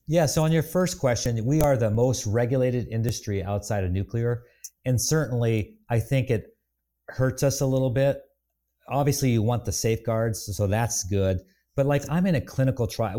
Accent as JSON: {"language": "English", "region": "Bavaria", "country": "Germany", "tie": "born or raised there", "moved": "yes", "said": "I grew up in Lederhosen in a village in Bavaria"}